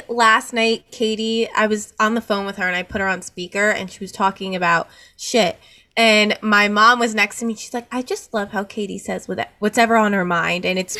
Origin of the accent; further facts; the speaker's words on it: Westchester, New York, United States; Right. I'm 24 and I'm from Westchester, New York.